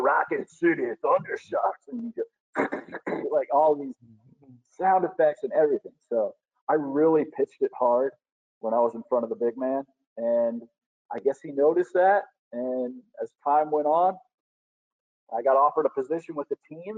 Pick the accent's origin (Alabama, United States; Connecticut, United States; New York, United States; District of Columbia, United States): Alabama, United States; Madison; also born or lived in Huntsville, Alabama; I was born in Huntsville Hospital, raised in Madison, Alabama.